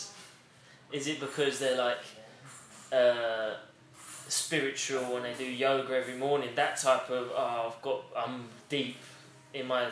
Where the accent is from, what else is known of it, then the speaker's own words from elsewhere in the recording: Essex, East of England, United Kingdom; first language English; I'm from Essex.